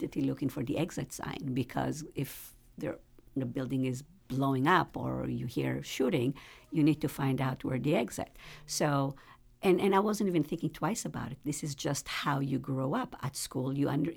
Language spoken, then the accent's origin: English; Israel; moved away as an adult; now in Richmond, United States; growing up in Israel